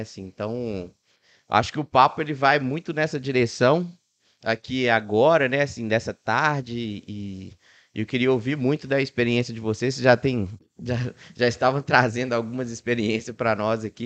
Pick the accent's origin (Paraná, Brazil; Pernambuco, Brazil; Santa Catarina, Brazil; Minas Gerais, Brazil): Minas Gerais, Brazil; Ribeirão das Neves; eu sou de Ribeirão das Neves